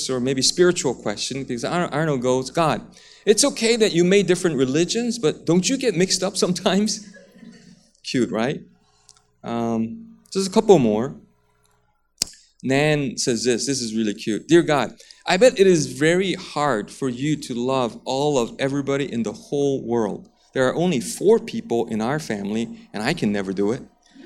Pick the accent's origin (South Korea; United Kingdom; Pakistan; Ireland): South Korea; moved away; also born or lived in United States; I grew up in Korea and went to school in the States for a little bit